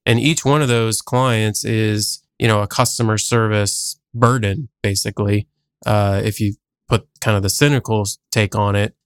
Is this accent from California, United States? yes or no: no; New Jersey, United States; now in Columbus, United States; I actually grew up on the East Coast, uh, so I grew up in New Jersey